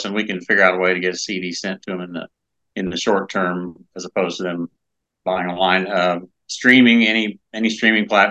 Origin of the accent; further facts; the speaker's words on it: Indianapolis, Indiana, United States; Indianapolis, which is my hometown